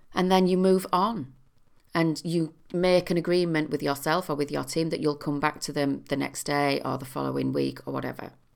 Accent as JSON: {"language": "English", "country": "United Kingdom", "said": "as a British population"}